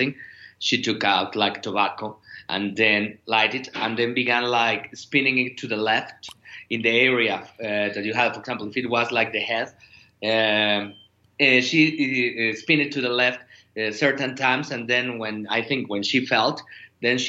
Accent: Mexico City, Mexico; I am from Mexico City

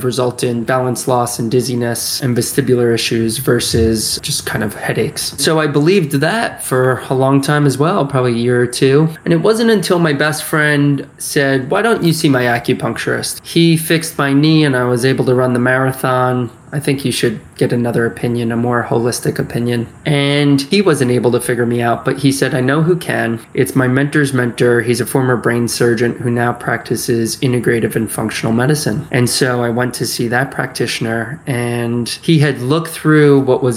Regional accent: Westchester, New York, United States; I grew up in Westchester, New York, just north of the city

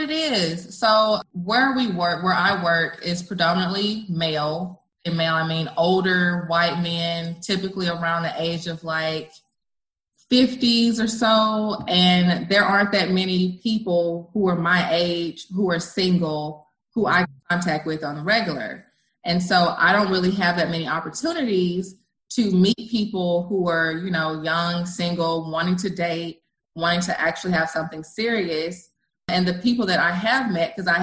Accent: Arlington, Texas, United States; I'm from Arlington, Texas, and I practice law.

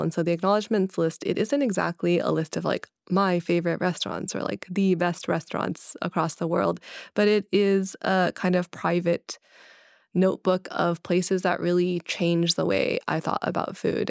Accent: Kentucky, United States; growing up in Kentucky

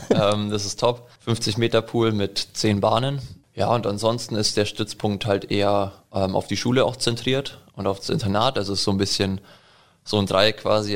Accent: Allgäu, Bavaria, Germany; now in Nuremberg, Germany; ich komme aus dem Allgäu. Also aus dem Allgäu. Bin vor ein paar Jahren hergezogen wegen dem Sport.

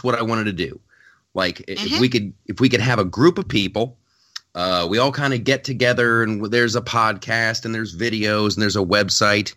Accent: Ohio, United States; the state of Ohio, my home state

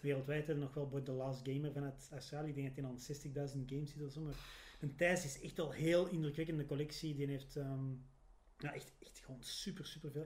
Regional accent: Antwerp, Flanders, Belgium; als Antwerpenaar

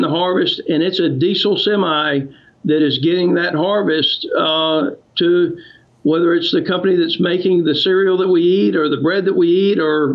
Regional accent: United States; as an American

